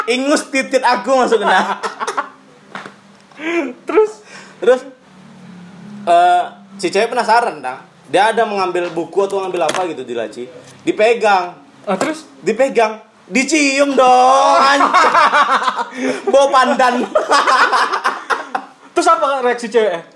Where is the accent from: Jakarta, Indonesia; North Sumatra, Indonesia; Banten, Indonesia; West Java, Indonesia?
West Java, Indonesia; Bandung; accent: Sundanese; logat kami sangat Sunda sekali